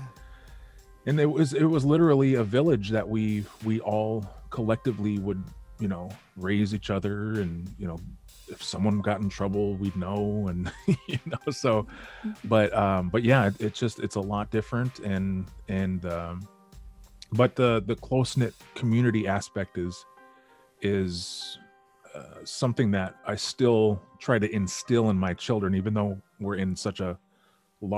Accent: Western North Dakota, United States; also born or lived in Detroit suburbs, Michigan; now in Detroit, United States; growing up in Western North Dakota is very slow.

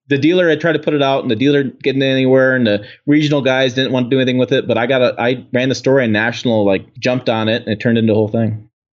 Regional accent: Janesville, Wisconsin, United States; I was born in Janesville, out, outside the Janesville assembly plant

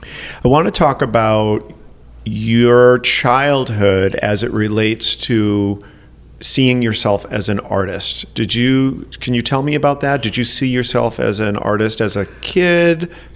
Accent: New England, United States; now in Chicago, United States; Obviously, I didn't grow up here. I grew up in New England.

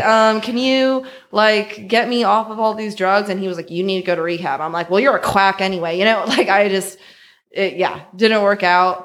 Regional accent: San Francisco, California, United States; born and raised in San Francisco

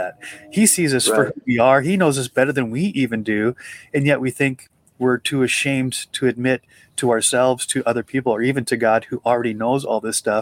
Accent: Montana, United States; also born or lived in Butte, Montana; when I grew up in Montana, we go to Butte. Butte is the city where I was born

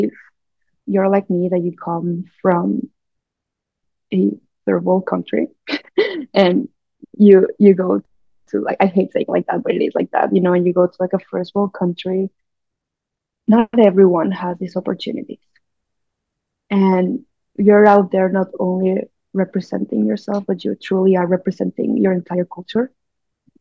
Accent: Mexico; moved away as an adult; now in Vancouver, Canada; I'm Mexican. I was born and raised in Mexico, and I moved to Vancouver a little bit over

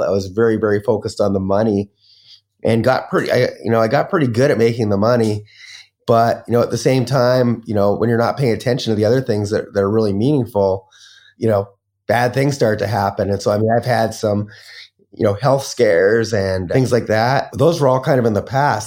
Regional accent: Canada; moved away as an adult; also born or lived in Las Vegas, United States; now in Bali, Indonesia; I'm Canadian

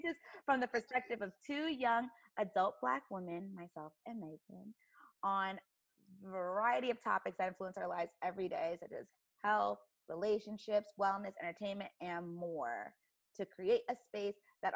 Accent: Bloomfield, Connecticut, United States; moved away as an adult; also born or lived in Philadelphia, Pennsylvania; daughter in Bloomfield, Connecticut

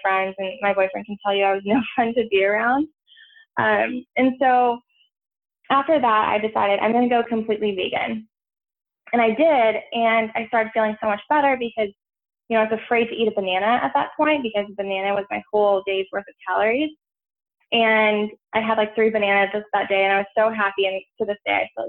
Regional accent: Santa Barbara, California, United States; moved away as an adult; now in San Francisco, United States; I'm originally from California. I grew up on the Central Coast, so around Santa Barbara area

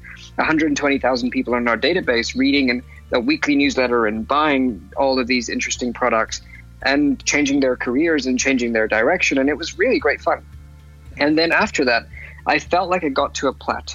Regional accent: Lagos, Nigeria; now in London, United Kingdom; I was born in London, and I spent about 11 years of my life living in Lagos, Nigeria. And then I came back to London, continued my education here

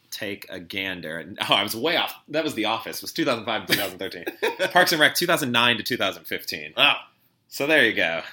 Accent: the Chicago suburbs, Illinois, United States; growing up in the Chicago suburbs, a lot of outdoor sort of malls

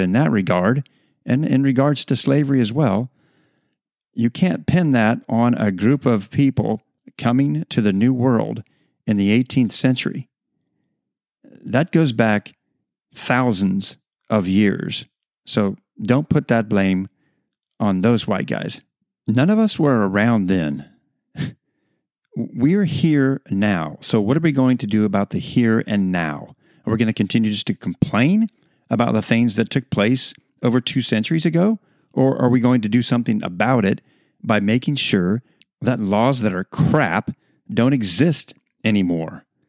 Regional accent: United States; being American citizens

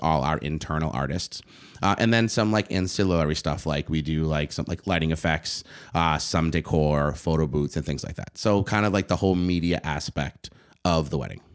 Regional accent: Boston, Massachusetts, United States; I didn't go to school in East Boston where where I grew up

